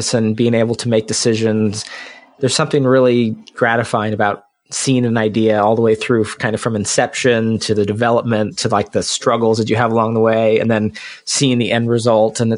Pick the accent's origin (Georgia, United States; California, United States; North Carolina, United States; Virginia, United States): North Carolina, United States; Chapel Hill; I grew up in Chapel Hill